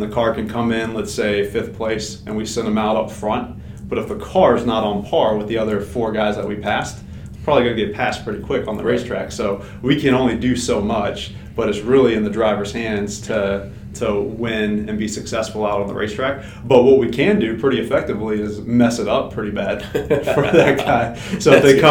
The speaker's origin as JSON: {"language": "English", "town": "Mooresville", "region": "North Carolina", "country": "United States", "tie": "born or raised there", "said": "I grew up in North Carolina, in Mooresville specifically"}